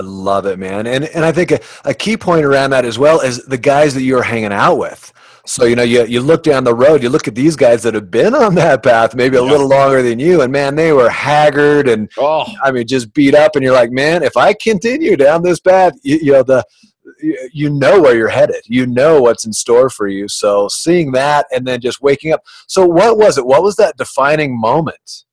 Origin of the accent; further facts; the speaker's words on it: Orange County, California, United States; also born or lived in Boulder, Colorado; growing up in Orange County, California, where it's just so materialistic.